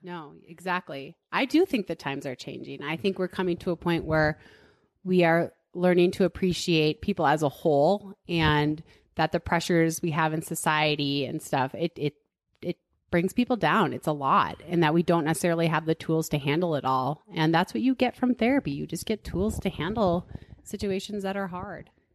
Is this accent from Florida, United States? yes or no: no; Duluth, Minnesota, United States; moved away as an adult; now in Boulder, United States; I grew up in Duluth, Minnesota, and ate spam and goulash and stuff